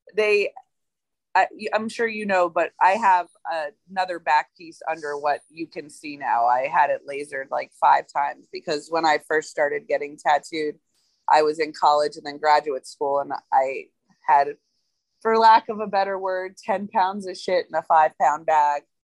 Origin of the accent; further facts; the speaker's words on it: Georgia, United States; also born or lived in Philadelphia / Oklahoma; I'm from Georgia. Like I I'm, I grew here, but uh, I moved to Philadelphia.